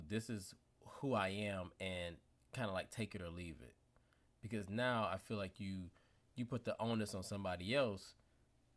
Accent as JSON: {"language": "English", "town": "Detroit", "region": "Michigan", "country": "United States", "said": "I'm from Detroit"}